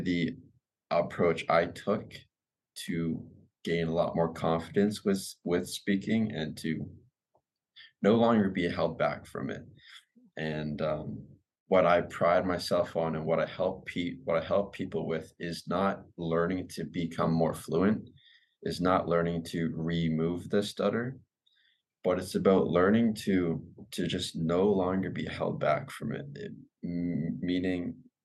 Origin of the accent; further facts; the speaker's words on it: Vancouver, British Columbia, Canada; I'm originally from Vancouver, British Columbia, Canada